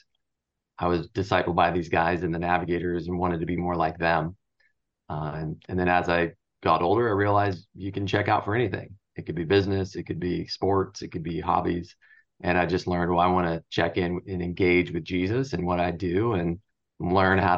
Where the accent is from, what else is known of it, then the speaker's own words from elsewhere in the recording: Southern California, United States; I grew up in Southern California